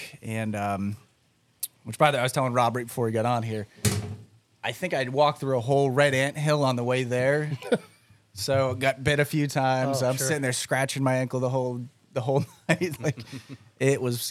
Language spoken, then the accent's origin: English; Western Massachusetts, United States; now in Florida, United States; being from New England